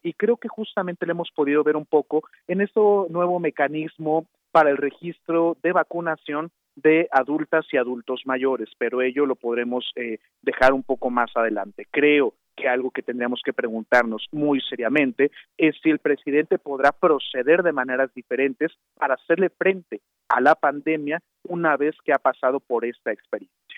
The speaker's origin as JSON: {"language": "Spanish", "country": "Mexico"}